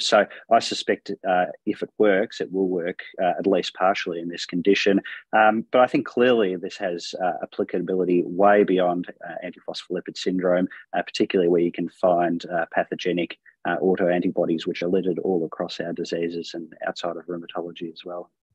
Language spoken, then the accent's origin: English; Melbourne, Victoria, Australia; I'm from Melbourne, Australia